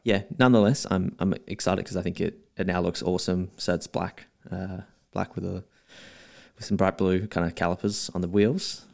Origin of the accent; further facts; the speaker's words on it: Melbourne, Victoria, Australia; also born or lived in South Australia; most of my life in Melbourne, maybe twenty, twenty-eight years here